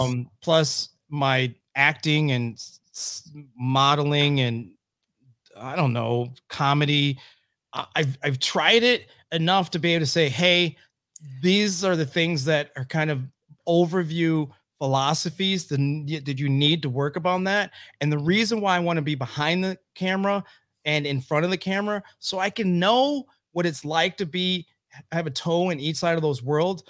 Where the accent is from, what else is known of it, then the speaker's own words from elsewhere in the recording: Oscoda, Michigan, United States; also born or lived in Louisville, Kentucky / Lansing, Michigan; I grew up in Oscoda, Michigan.